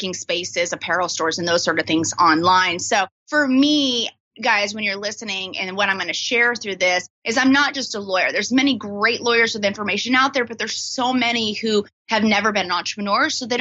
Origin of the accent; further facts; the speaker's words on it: Texas, United States; now in Washington, D.C., United States; I'm actually from Texas.